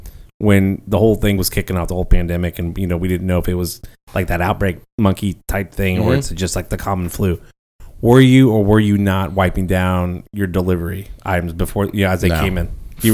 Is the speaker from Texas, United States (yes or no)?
yes; Copperfield, Texas, United States; I grew up in Copperfield